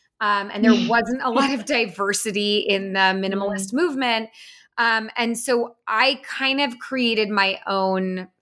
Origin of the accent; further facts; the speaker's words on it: San Francisco Bay Area, California, United States; I grew up in the San Francisco Bay Area